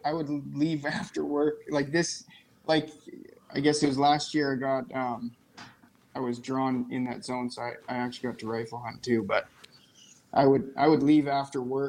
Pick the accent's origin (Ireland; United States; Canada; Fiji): Canada; High River, Alberta; moved away as an adult; also born or lived in Saskatoon area, Saskatchewan; now in Nipawin, Canada; I grew up in High River, Alberta